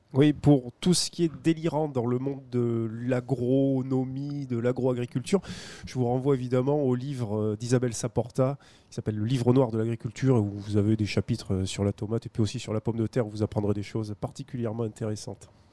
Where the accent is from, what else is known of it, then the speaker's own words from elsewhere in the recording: Toulouse, Occitania, France; en tant que Toulousain